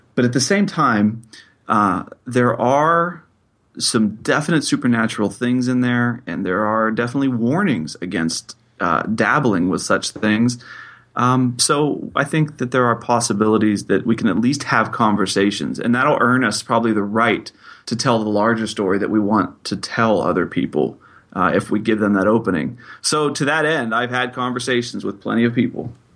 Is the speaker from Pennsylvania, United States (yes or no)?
yes; Pittsburgh, Pennsylvania, United States; I am from Pittsburgh, Pennsylvania.